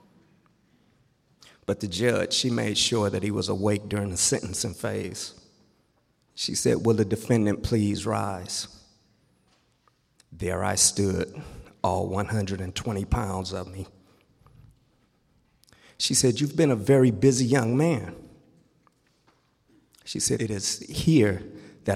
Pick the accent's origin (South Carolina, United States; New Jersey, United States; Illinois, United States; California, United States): California, United States; Los Angeles; Growing up in Watts, California